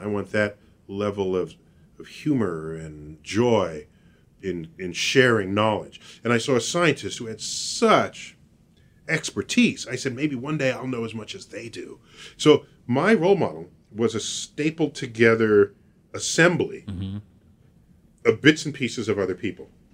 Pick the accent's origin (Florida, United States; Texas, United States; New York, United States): New York, United States; New York City; I was born and raised in New York City